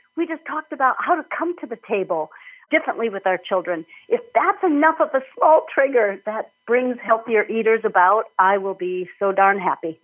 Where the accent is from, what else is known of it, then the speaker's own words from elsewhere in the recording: Minnesota, United States; moved away as an adult; also born or lived in Illinois; I'm from Minnesota originally, went to school in Illinois